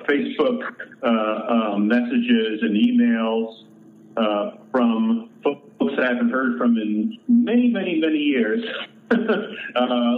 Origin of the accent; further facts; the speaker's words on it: Long Island, New York, United States; I grew up just outside of New York City on Long Island